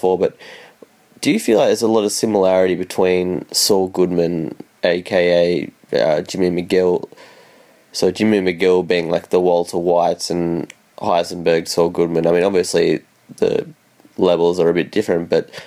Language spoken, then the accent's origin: English; Australia; I'm from Australia, if you can't tell from my accent